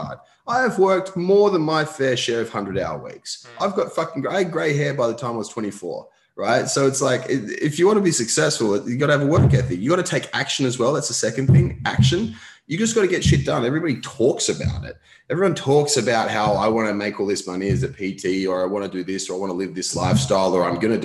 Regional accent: Newcastle, New South Wales, Australia; also born or lived in Sydney; I grew up in Newcastle, so we moved back to Newcastle for a bit

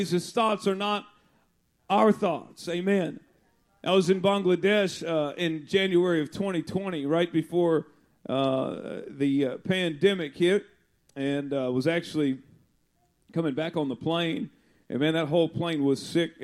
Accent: Austin, Texas, United States; I'm from Texas, but I'm from Austin, Texas.

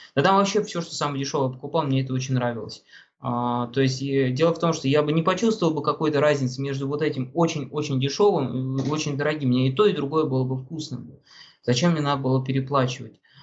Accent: Russia; now in Moscow, Russia; я из России, я из самого Магадана еду

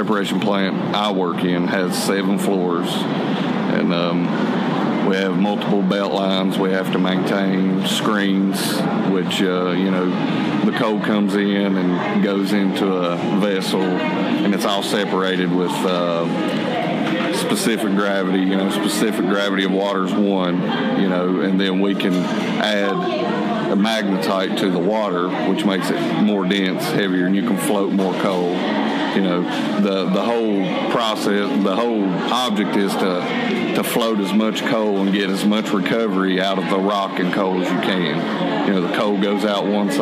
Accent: Gary, West Virginia, United States; also born or lived in Bluefield / Welch; I was born in Bluefield Hospital, but I was raised in Gary, just a few miles up the road, and got married and moved here to Welch.

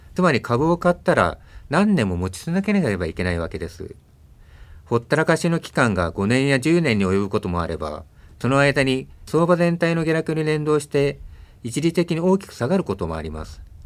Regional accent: Tokyo, Japan; also born or lived in Shirakawa, Fukushima; 私は東京生まれなんですけど元は福島県の白河市です

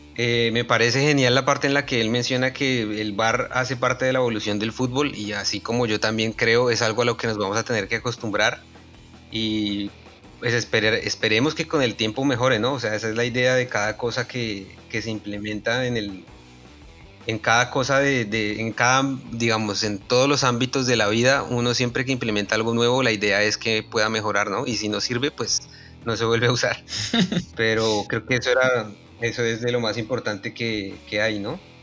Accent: Colombia; nosotros como colombianos

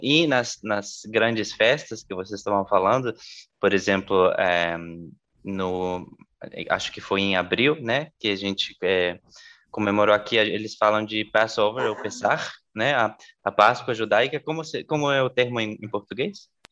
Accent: La Paz, Bolivia; moved away; eu, eu, nasci na Bolívia

